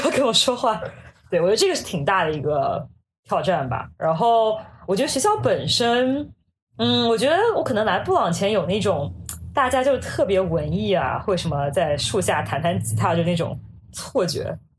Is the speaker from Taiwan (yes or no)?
no; Hangzhou, Zhejiang, China; moved away as an adult; now in New York, United States; 我虽然家里就是都不是杭州人，但我从小是杭州长大的